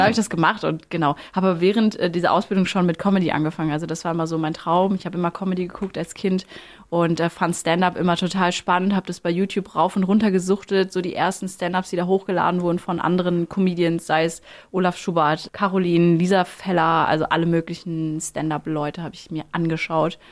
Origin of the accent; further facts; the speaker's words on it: Plettenberg, North Rhine-Westphalia, Germany; also born or lived in Lüdenscheid; aufgewachsen, schön in Plettenberg, also gar nicht in Lüdenscheid. Ich bin da zwar geboren, aber Plettenberg war meine Heimat.